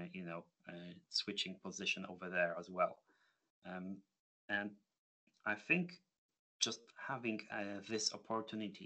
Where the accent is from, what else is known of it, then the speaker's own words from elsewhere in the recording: Poland; moved away as an adult; now in United Kingdom; moving away from my home country